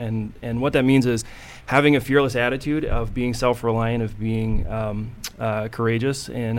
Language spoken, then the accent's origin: English; Northern Nevada, United States; I grew up in Northern Nevada, and the effect that had was a real sort of pioneer spirit is something that's woven through just the culture there.